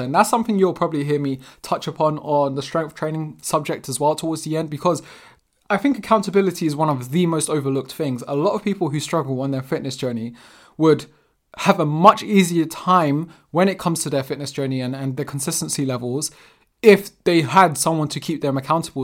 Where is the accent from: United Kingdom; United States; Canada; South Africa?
United Kingdom; London; I'm actually born and raised in London, South London specifically, and my parents are Portuguese